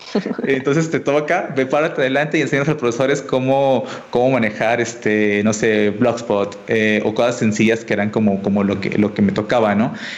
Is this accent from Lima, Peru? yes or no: no; Tacna, Peru; yo soy peruano eh, y estudié en, eh, y no soy de la capital, sino de una ciudad muy chiquita al sur de Perú, en frontera con Chile, que se llama Tacna